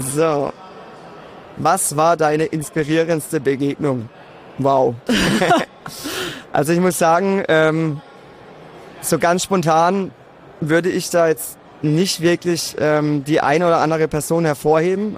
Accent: Karlsruhe, Baden-Württemberg, Germany; ich komme aus Karlsruhe, das hört man mir wahrscheinlich auch direkt

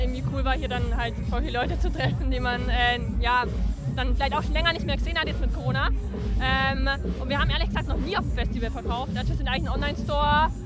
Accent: Nuremberg, Bavaria, Germany; wir kommen auch eben aus Nürnberg

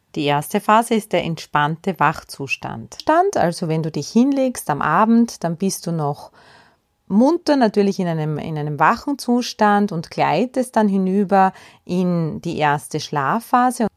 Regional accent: Austria; bei uns in Österreich

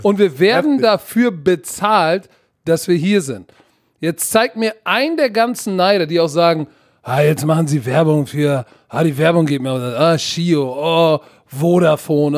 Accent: Hamburg, Germany; moved away; also born or lived in United States; Pauli Altona, Digga, da komme ich her. Aber ich war tatsächlich auf der besten Schule in Hamburg

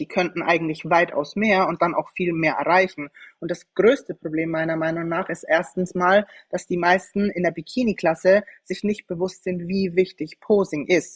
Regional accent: Schweinfurt, Bavaria, Germany; ich komme ursprünglich aus Franken, aus Schweinfurt

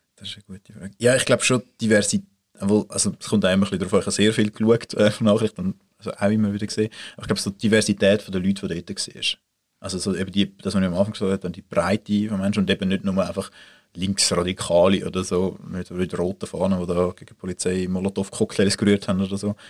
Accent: Swiss Plateau, Mittelland, Switzerland; das Mittelland, dort, wo ich aufgewachsen bin

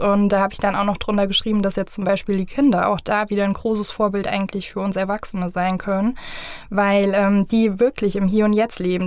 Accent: Vogelsberg, Hesse, Germany; ich bin jetzt aus dem Vogelsberg

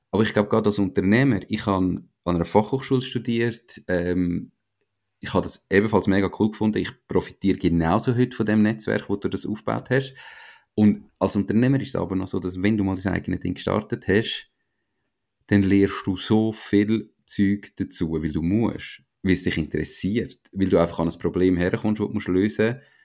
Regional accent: Switzerland; wie wir in der Schweiz

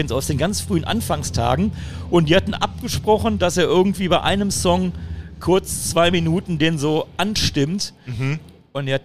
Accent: Düsseldorf, North Rhine-Westphalia, Germany; das Düsseldorfer Mädchen ne, aus meiner Heimatstadt

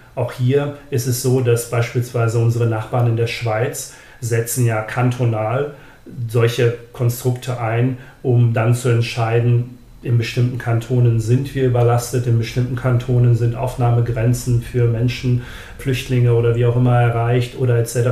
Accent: Germany; bei uns in Deutschland

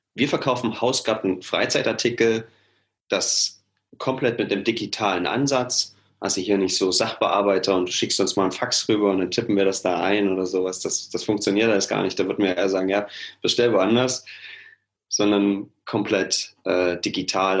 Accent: Halle, Saxony-Anhalt, Germany; moved away as an adult; now in Leipzig, Germany; ich komme aus Halle ursprünglich, bin da groß geworden

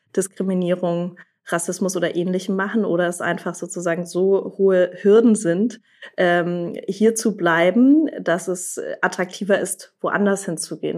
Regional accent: Germany; hier bei uns in Deutschland

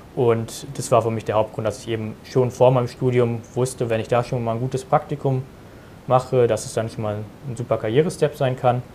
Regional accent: Germany; ich bin 19 Jahre alt und komme aus der Nähe von Berlin, wo ich auch mhm. jetzt diesen Sommer mein Abitur abschließen werde

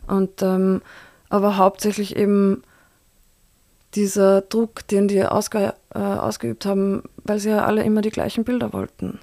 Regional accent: Linz, Upper Austria, Austria; moved away as an adult; also born or lived in Berlin / Beijing; now in Vienna, Austria; Linz ist meine Heimatstadt

